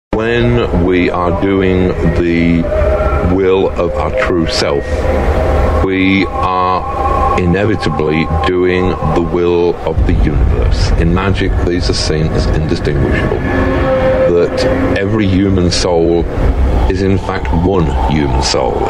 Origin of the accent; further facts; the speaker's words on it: Miami, Florida, United States; moved away as an adult; also born or lived in Eureka, California / New York; I'm from Miami, Florida originally